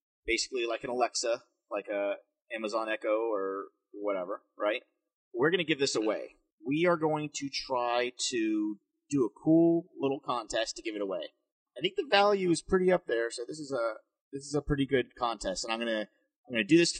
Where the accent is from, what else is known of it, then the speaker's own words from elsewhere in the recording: United States; We're American.